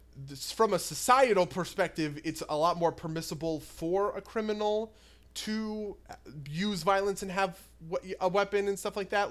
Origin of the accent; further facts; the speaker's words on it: New Jersey, United States; we're both from New Jersey